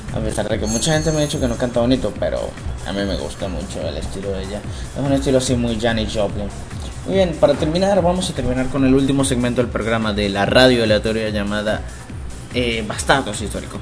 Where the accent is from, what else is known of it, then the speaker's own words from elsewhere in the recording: Venezuela; aquí en mi país